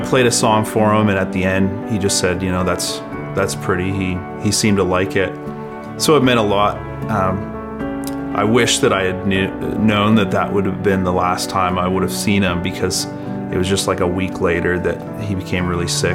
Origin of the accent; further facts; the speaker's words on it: Fredericton, New Brunswick, Canada; also born or lived in Calgary, Alberta; I was born in Calgary, Alberta, but I grew up in Fredericton.